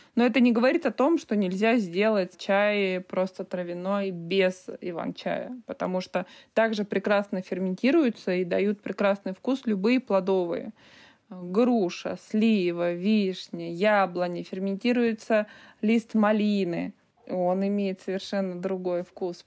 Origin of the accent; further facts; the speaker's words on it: Altai Krai, Russia; now in Altai Republic, Russia; Я родилась в Алтайском крае, в обычной деревне. Я знаю, что такое колхоз, что такое доить корову